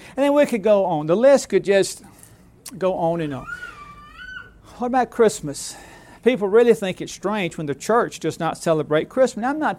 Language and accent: English; Alabama, United States; once it happened where I grew up in South Alabama.